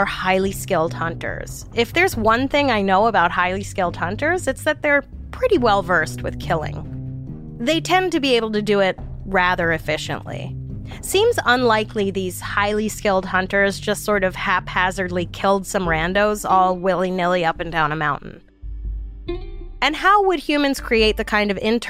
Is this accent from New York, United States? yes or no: yes; New York City, New York, United States; I grew up in New York City.